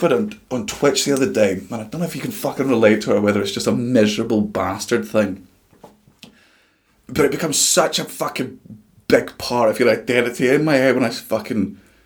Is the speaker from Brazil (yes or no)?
no; Scotland, United Kingdom; we're Scottish